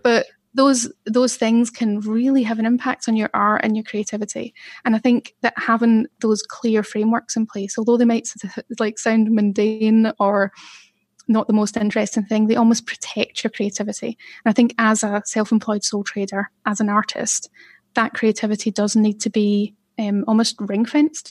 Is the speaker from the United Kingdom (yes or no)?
yes; Glasgow, Scotland, United Kingdom; moved away as an adult; now in Manchester, United Kingdom; I grew up in the East End of Glasgow